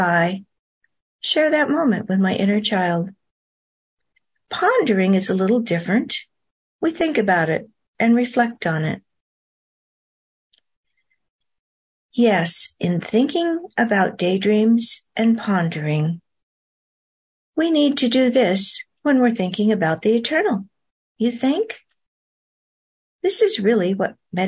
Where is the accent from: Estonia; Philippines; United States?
United States; North Oregon coast; I grew up on the North Oregon coast